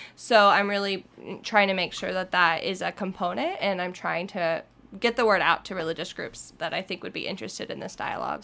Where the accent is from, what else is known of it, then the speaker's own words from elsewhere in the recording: United States; we're American and then we're Christian